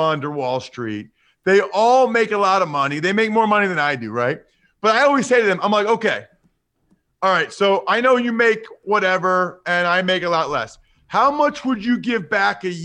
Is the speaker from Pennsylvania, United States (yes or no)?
yes; Reading, Pennsylvania, United States; I'm from Pennsylvania, right? I'm from near Philly.